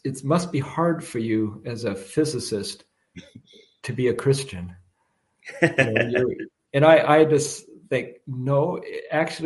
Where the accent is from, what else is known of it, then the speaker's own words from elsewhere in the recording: Washington, United States; moved away; I'm from Washington State originally